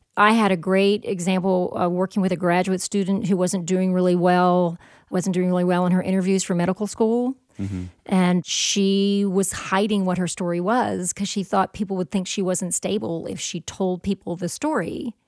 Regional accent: the South, United States; I'm from the South

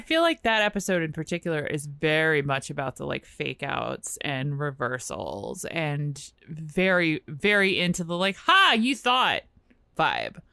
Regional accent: Richmond, Virginia, United States; now in Washington, D.C., United States; I grew up in Richmond

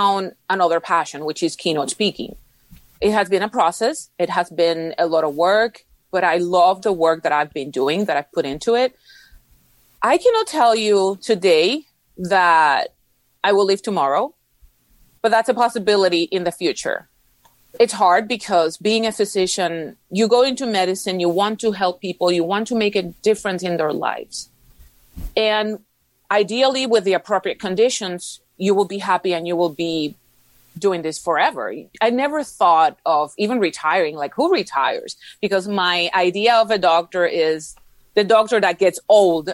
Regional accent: Puerto Rico; first language Spanish; English is a second language; now in Houston, United States; I live in Houston, Texas, although I'm originally from Puerto Rico.

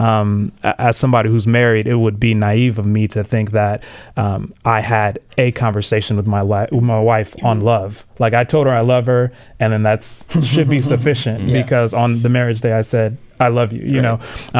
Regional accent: Tanzania; now in United States; I was born in Tanzania. Um, both my parents are, are Tanzanian. Um, came here to the states

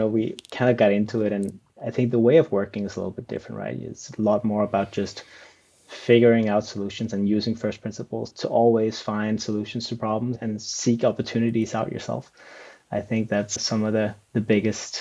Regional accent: just outside of Copenhagen, Capital Region of Denmark, Denmark; Born and raised just outside of Copenhagen

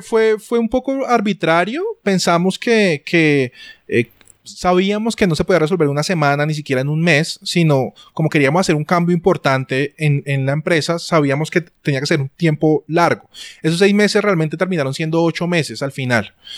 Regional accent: Colombia; soy un eh, diseñador eh, colombiano

